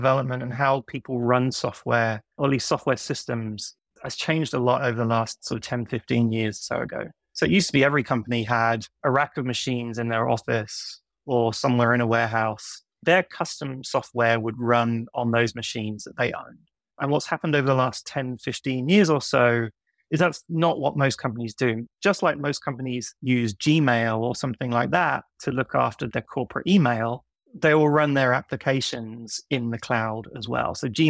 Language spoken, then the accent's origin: English; United Kingdom; now in New York, United States; of a strange accent because I grew up in the UK and I moved to New York in 2006. So 17 years ago.